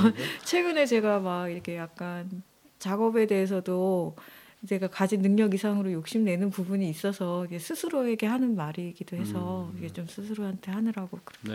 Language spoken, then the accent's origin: Korean; Jeju, South Korea; moved away as an adult; also born or lived in Seoul; 제가 어 제주에서 나고 자라서 이게 잠깐 서울에서 좀 있었다가 네. 또 다시 제주도로 오게 됐는데